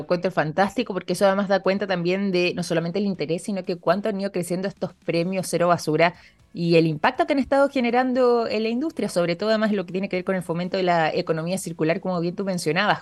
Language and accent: Spanish; Chile; nosotros como chilenos